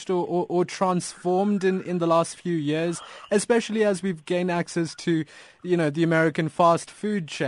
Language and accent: English; South Africa; As a South African